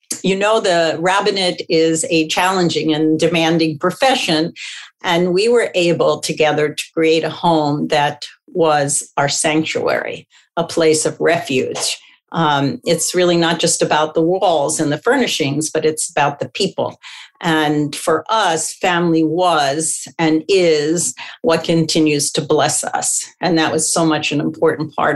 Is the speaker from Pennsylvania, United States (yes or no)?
yes; Philadelphia, Pennsylvania, United States; I grew up in Philadelphia, and my ancestry goes back to Russia and the Ukraine.